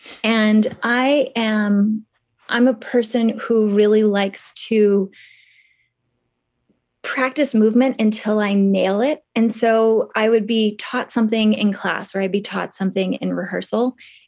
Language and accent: English; Kentucky, United States; No, I spent 2 years in Hong Kong. {S0} Okay. {S1} Correct. But I'm from Kentucky.